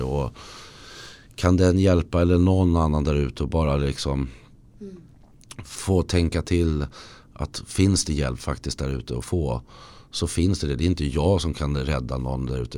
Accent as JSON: {"language": "Swedish", "town": "Lidingö", "region": "Stockholm County", "country": "Sweden", "tie": "born or raised there", "moved": "yes", "said": "jag har flyttat till där jag föddes på Lidingö. Jag är tillbaka där"}